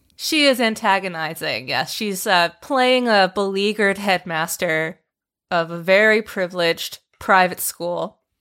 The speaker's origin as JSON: {"language": "English", "town": "West Windsor", "region": "New Jersey", "country": "United States", "tie": "born or raised there", "said": "my hometown"}